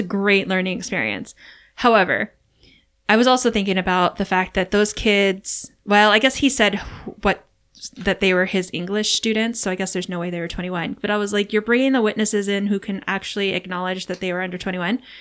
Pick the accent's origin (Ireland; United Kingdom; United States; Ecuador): United States; Hawaii; moved away; also born or lived in California; growing up in Hawaii where it kind of felt like summer often